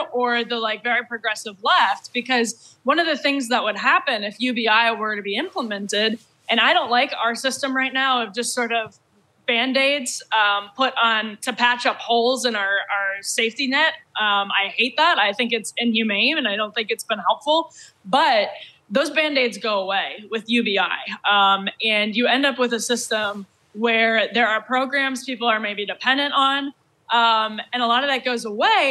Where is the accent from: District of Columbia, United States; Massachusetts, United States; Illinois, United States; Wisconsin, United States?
Wisconsin, United States; I'm from Wisconsin